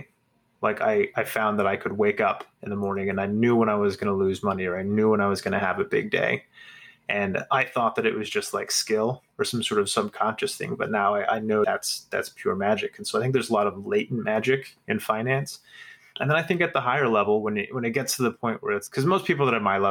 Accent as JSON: {"language": "English", "region": "Nebraska", "country": "United States", "tie": "born or raised there", "said": "I grew up in Nebraska in the 90s."}